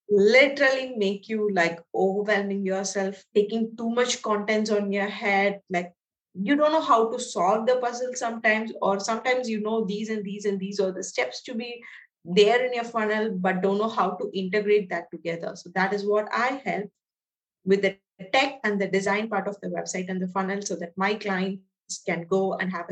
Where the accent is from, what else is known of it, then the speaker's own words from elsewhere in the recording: India; So I'm from India.